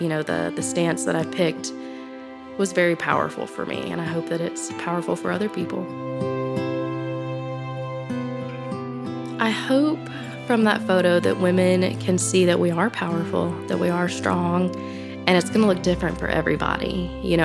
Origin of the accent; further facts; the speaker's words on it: Florida, United States; moved away as an adult; now in Walland, United States; I grew up in Florida, water girl, and I moved up here a few years ago